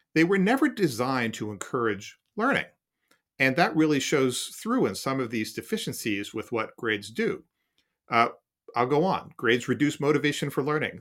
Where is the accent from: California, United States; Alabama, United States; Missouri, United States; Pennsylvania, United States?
Pennsylvania, United States; Philadelphia; a newspaper I read as a kid growing up in Philadelphia